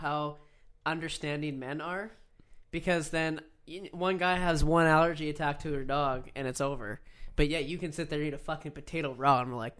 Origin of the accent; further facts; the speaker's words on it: Canada; I'm Canadian, dancing.